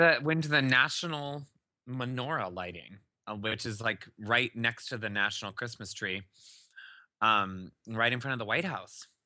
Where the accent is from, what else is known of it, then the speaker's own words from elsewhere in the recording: Iowa, United States; we had a huge garden growing up in Iowa